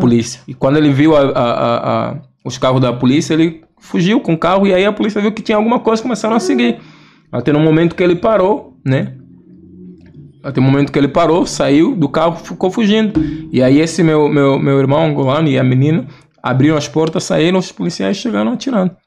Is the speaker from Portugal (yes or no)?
no; Angola; moved away as an adult; also born or lived in Rio Grande do Sul, Brazil; now in Brazil; a gente é angolano